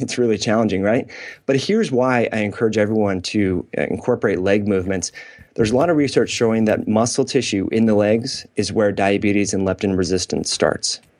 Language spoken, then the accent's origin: English; Northern California, United States; I grew up in Northern California.